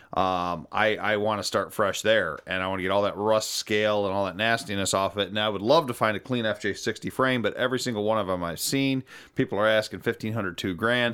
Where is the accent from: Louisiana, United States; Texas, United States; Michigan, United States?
Michigan, United States; Algonac; growing up in Algonac, Michigan